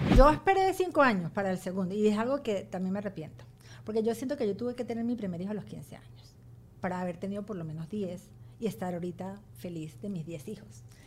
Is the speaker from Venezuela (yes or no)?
yes; Venezuela; moved away as an adult; also born or lived in Ohio, United States; now in United States; yo jamás me voy a ir de Venezuela, yo voy y vengo porque yo de Venezuela no me voy nunca